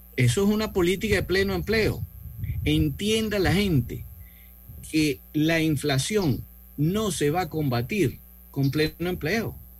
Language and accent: Spanish; Venezuela; now in Costa Rica; mi origen, soy venezolano, pero actualmente vivo en Costa Rica